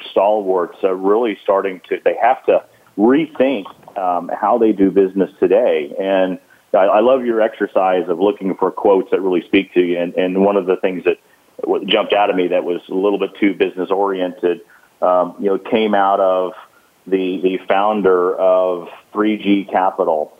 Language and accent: English; Gulf Coast, United States; I grew up on the Gulf Coast